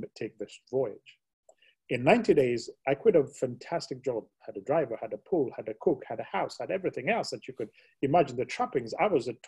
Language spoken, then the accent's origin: English; Kenya; I was born and brought up in Kenya